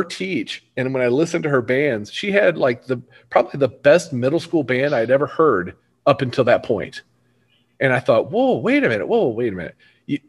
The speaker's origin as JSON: {"language": "English", "town": "Hillsboro", "region": "Missouri", "country": "United States", "tie": "born or raised there", "said": "I grew up in Hillsboro, which is, you know, about 15, 20 minutes away from where I teach and live"}